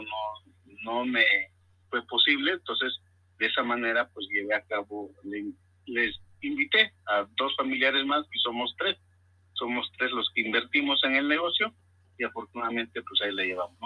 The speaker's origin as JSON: {"language": "Spanish", "country": "Mexico", "said": "nosotros eh, que somos mexicanos"}